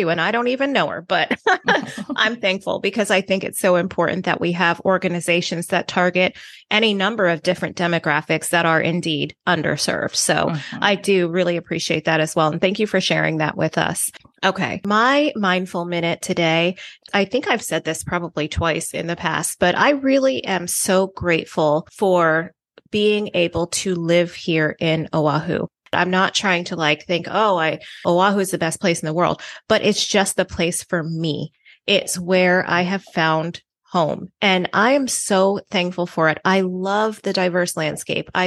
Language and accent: English; U.S. Virgin Islands; I hate to be cold because I grew up in the Virgin uh-huh. Islands